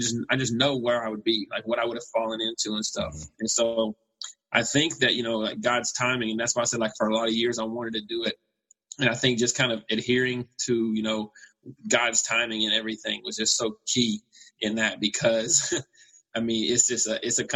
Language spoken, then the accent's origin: English; Knoxville, Tennessee, United States; moved away as an adult; also born or lived in Overland Park, Kansas / Kansas City; I moved from Knoxville, Tennessee out to Overland Park, Kansas to go to Kansas Christian College.